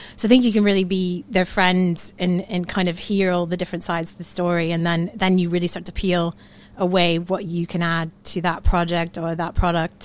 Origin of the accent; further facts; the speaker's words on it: Florida, United States; moved away as an adult; also born or lived in New York City, United States; now in Manchester, United Kingdom; I am from the Sunshine State, Florida.